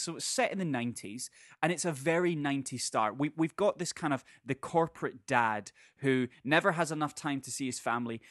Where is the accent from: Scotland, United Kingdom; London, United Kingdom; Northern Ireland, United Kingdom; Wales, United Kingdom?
Scotland, United Kingdom; as an eight-year-old growing up in Scotland